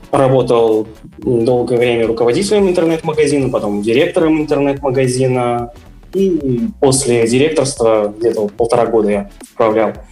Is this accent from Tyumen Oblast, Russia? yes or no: no; Yekaterinburg, Sverdlovsk Oblast, Russia; А, я вырос также в Екатеринбурге, учился в школе ну, горно-геологический лицей